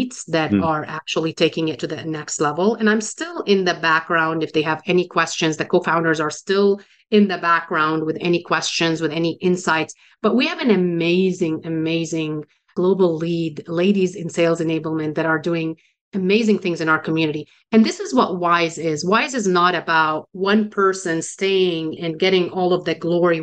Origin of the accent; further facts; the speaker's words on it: Beirut, Beirut Governorate, Lebanon; moved away; I was born and raised in Beirut, Lebanon, suburbs of Beirut